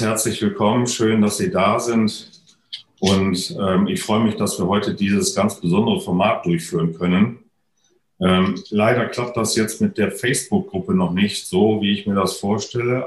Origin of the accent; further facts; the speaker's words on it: North Rhine-Westphalia, Germany; moved away; hier hatte ich tatsächlich im Vorfeld ja schon bekannt gegeben, dass das, sagen wir mal, ähm, nicht nur meine alte Heimat ist